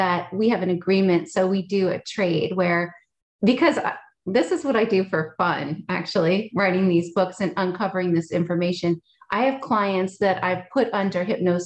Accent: United States; I was born in the States, but my family comes from Russia and Scotland

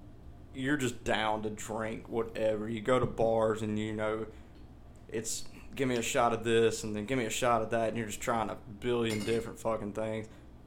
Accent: Ireland; So sorry for my Irish fans out there. I'm a Irishman myself

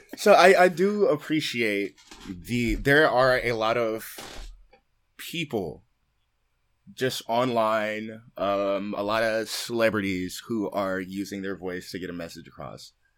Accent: Oakland, California, United States; being from Oakland, growing up in Oakland

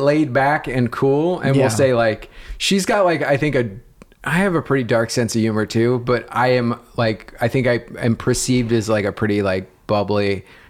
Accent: New York, United States; Because I'm from New York.

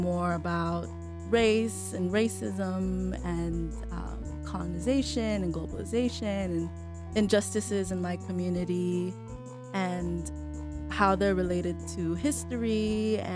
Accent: Carson, California, United States; also born or lived in Berkeley, California; I grew up in Carson, California, Southern California, closer to the beaches

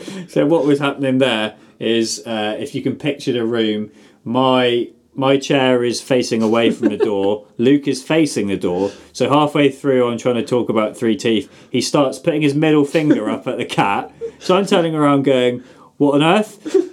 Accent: South West England, United Kingdom; Or, actually, I hate Devon because I'm from Somerset.

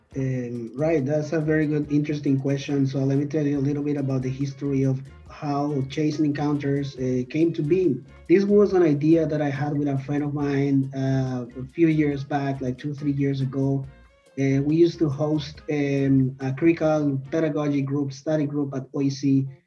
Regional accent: Colombia; now in Toronto, Canada; I'm originally from Colombia

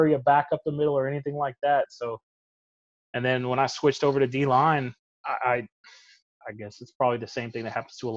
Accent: Houston, Texas, United States; growing up in Houston, in, you know, the late 90s and early 2000s

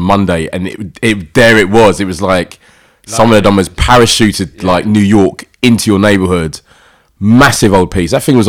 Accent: London, United Kingdom; I'm originally from South London, East Dulwich, Peckham.

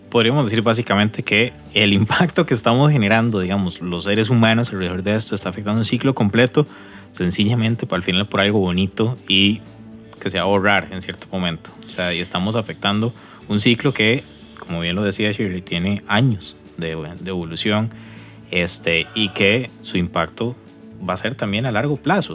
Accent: Costa Rica; como costarricense

